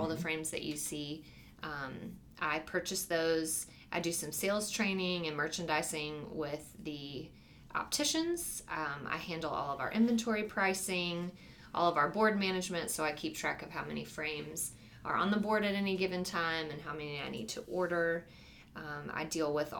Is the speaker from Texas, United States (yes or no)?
yes; Fort Worth, Texas, United States; I grew up in Fort Worth, Texas